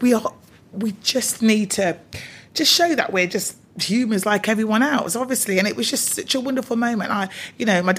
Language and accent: English; Coventry, West Midlands, United Kingdom; also born or lived in Bristol / London / Manchester; even though I was born in Bristol, my parents decided to move to Coventry.